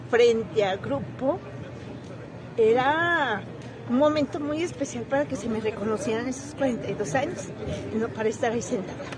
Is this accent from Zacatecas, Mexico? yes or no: yes; Zacatecas, Mexico; De Zacatecas.